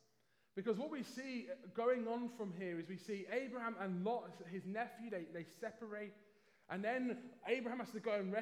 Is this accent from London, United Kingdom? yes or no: yes; London, United Kingdom; Hopefully you can tell just about still from my accent at least that I'm originally from London.